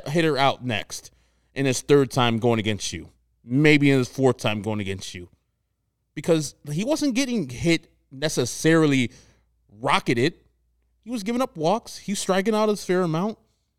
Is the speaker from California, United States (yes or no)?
no; Texas, United States; I'm from Texas, so I can handle the heat.